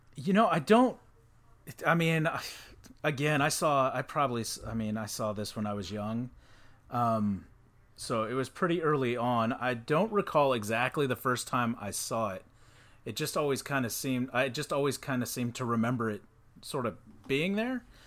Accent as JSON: {"language": "English", "region": "Texas", "country": "United States", "said": "I'm from Texas"}